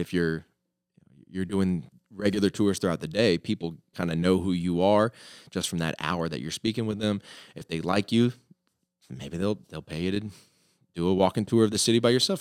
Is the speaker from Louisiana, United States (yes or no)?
no; Florida, United States; moved away as an adult; also born or lived in New York City / Minnesota / Ohio / Italy; now in Springfield, United States; I'm from Florida